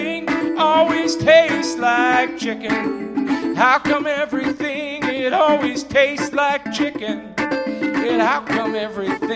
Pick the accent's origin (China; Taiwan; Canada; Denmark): Canada; I grew up in Canada